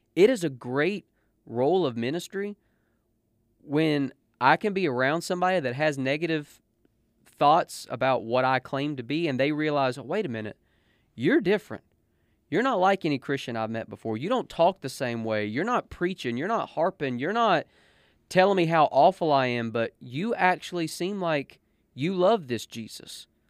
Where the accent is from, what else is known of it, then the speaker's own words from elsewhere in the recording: United States; I represent the United States of America because I am an American